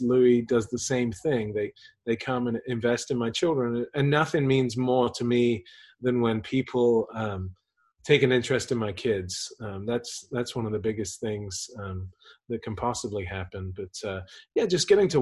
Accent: England, United Kingdom; moved away; also born or lived in Houston; I grew up in England.

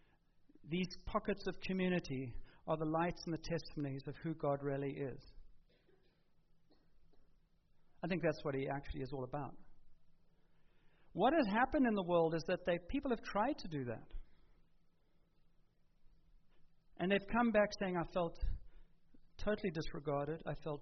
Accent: South Africa; moved away; We grew up in South Africa

